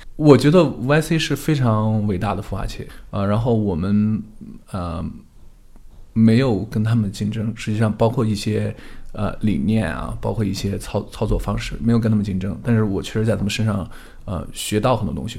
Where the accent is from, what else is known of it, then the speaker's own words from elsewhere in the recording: China; now in United States; 因为我是中国人